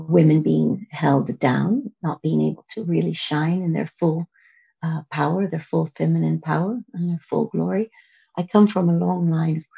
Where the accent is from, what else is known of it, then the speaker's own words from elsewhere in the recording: United States; now in Amsterdam, Netherlands; I come from America